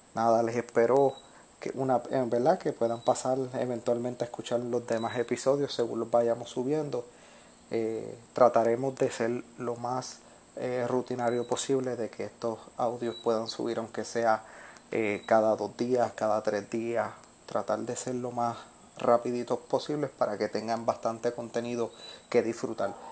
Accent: Puerto Rico; a mí como puertorriqueño

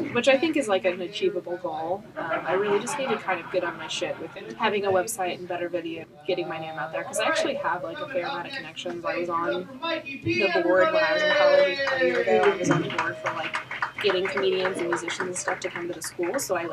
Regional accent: Columbia, Missouri, United States; moved away as an adult; also born or lived in Kirksville, Missouri; now in Kansas City, United States; I'm actually from Columbia, Missouri

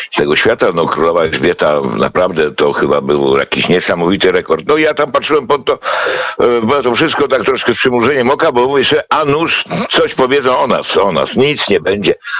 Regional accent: Poland; ja z PRL-u

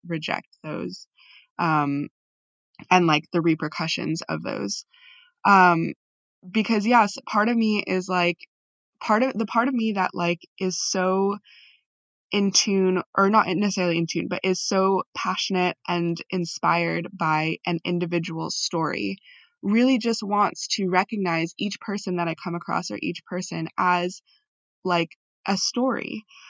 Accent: United States; as a Filipino American

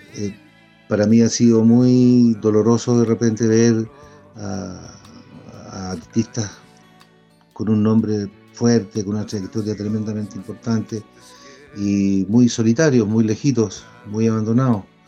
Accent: Chile; also born or lived in Mexico; tomé la decisión de volver a Chile eh, para poder eh, ser profeta en mi tierra. Entonces desarrollé mi carrera en mi país

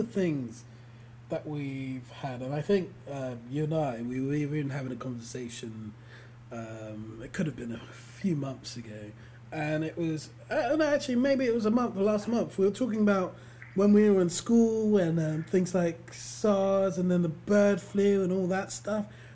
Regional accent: London, United Kingdom; born and raised here, yeah, we've all got that whole, like, as a Londoner, a person from England

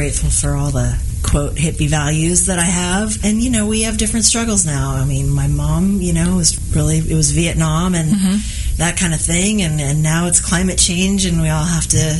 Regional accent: California, United States; also born or lived in Haight-Ashbury, San Francisco; now in Los Angeles, United States; I was born in the Haight-Ashbury, but then I grew up in wine country.

